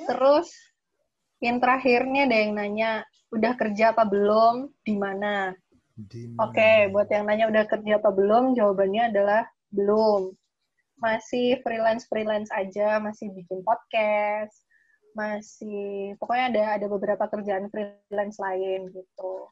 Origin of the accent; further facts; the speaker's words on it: Surabaya, East Java, Indonesia; Hmm, saya lahir dan besar di Surabaya, tapi darah saya darah Jogja.